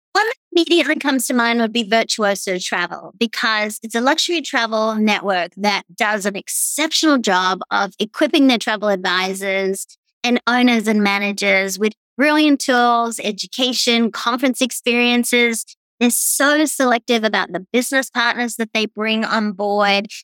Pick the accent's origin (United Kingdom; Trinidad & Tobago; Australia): Australia; accent: Australian; also born or lived in East Coast, United States; now in Tampa, United States; I'm obviously Australian. You can tell that by my voice.